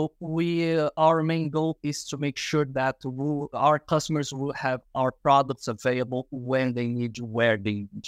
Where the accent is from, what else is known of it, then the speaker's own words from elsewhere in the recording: Rio de Janeiro, Brazil; moved away as an adult; now in Houston, United States; born and raised in Rio de Janeiro, Brazil, based in Houston, Texas now.